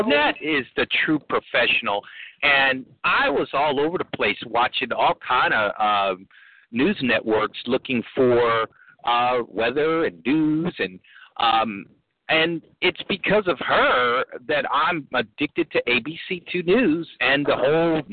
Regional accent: Midwest, United States; now in Maryland, United States; I'm originally from the Midwest

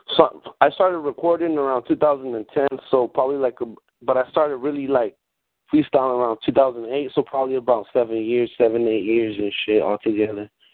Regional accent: Watsonville, California, United States; born or raised there; first language Spanish; English is a second language; also born or lived in Guadalajara, Mexico

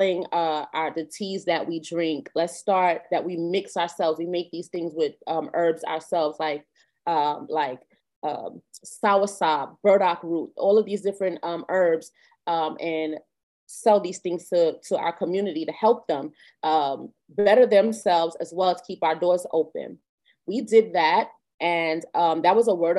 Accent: New York, United States; We're New Yorkers. We've been New Yorkers all our lives, born and raised here

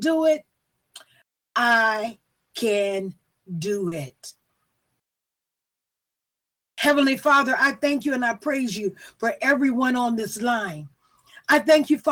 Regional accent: the South, United States; I'm from the South

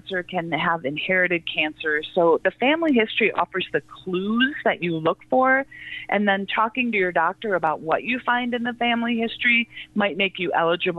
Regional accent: Midwest, United States; also born or lived in Wisconsin; now in Salt Lake City, United States; I am a Midwesterner at heart. I'm in Salt Lake City, Utah my family's in Wisconsin as well

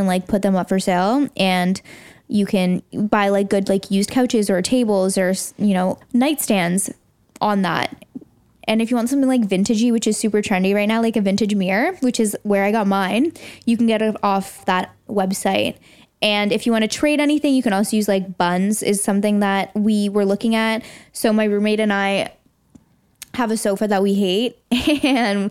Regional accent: Toronto, Ontario, Canada; moved away as an adult; now in London, United Kingdom; I'm from Toronto. I just moved here

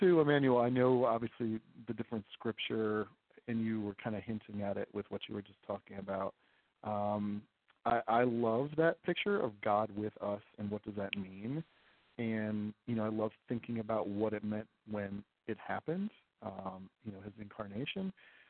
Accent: Rochester, New York, United States; now in Philadelphia, United States; I grew up in Rochester, New York, so I can very much relate to the snow and the white Christmas. And now my family lives in Philadelphia is where we are.

